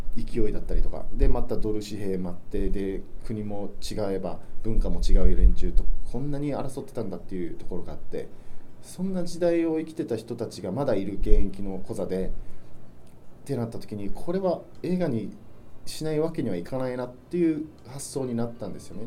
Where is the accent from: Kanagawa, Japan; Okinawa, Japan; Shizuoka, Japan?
Okinawa, Japan; Okinawa City; 僕は生まれも育ちも沖縄市